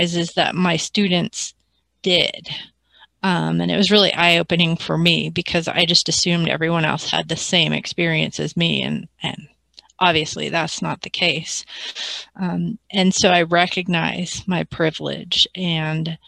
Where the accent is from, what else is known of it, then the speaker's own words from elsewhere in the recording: Albuquerque, New Mexico, United States; now in California, United States; I grew up in Albuquerque, New Mexico